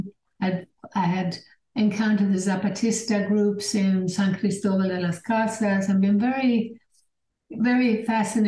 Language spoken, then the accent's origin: English; Sweden; also born or lived in England / Germany / United States; now in United Kingdom; I grew up in Sweden, but I had parents who were, my father was half English, my mother was half German.